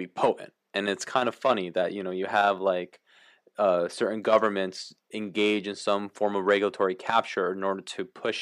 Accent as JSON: {"language": "English", "country": "Paraguay", "tie": "born or raised there", "moved": "yes", "said": "I was born in Latin America, I was born in Paraguay"}